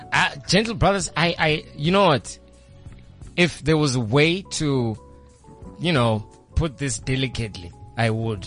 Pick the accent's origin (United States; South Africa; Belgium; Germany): South Africa; I'm from Midlands, man.